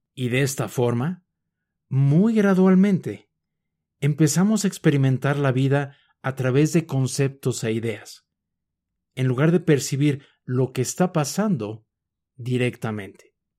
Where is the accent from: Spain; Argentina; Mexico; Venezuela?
Mexico; Mexico City; Yo nací en la Ciudad de México y por lo tanto crecí viendo personas, casas, edificios, perros, gatos, etc.